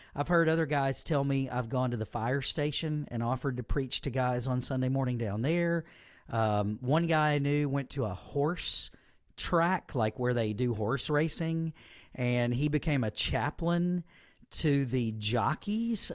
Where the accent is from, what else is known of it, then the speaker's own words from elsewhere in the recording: Southaven, Mississippi, United States; moved away as an adult; this is where I was born and raised, grew up, and I've returned to a church and a ministry that uh, affected me when I was young